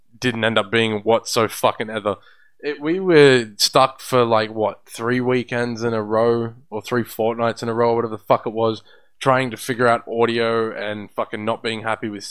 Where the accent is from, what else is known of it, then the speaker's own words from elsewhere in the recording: Australia; We're Australian.